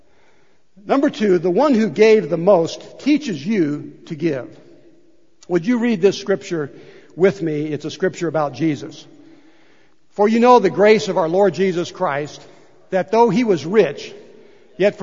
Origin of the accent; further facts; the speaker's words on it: United States; I was born here in the United States of America. What a great place to be born and grow up.